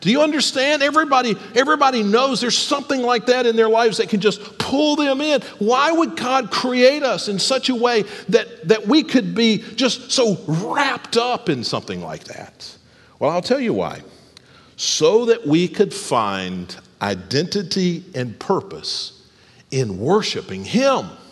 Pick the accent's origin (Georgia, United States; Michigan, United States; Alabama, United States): Alabama, United States; also born or lived in Ohio; now in Texas, United States; I grew up in Alabama